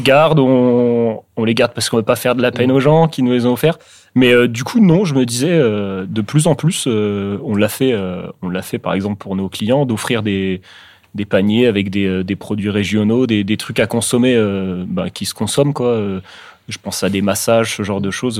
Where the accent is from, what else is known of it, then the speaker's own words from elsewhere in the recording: Orléans, Centre-Val de Loire, France; à Orléans, dans, dans, ma ville, dans ma ville natale